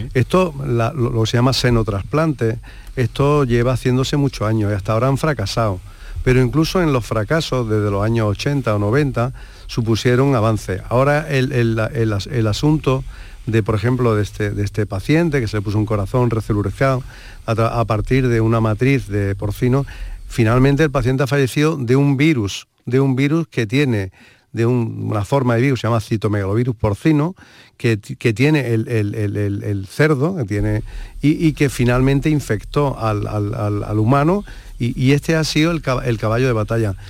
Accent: Andalusia, Spain; somos andaluces

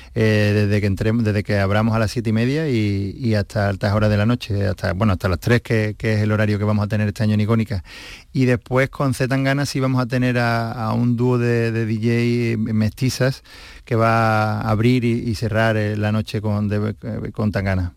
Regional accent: Seville, Andalusia, Spain; yo soy sevillano, eh, conozco la idiosincrasia de esta ciudad

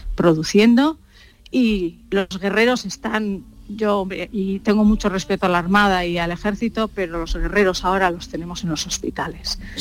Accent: Basque Country, Spain; yo soy vasca

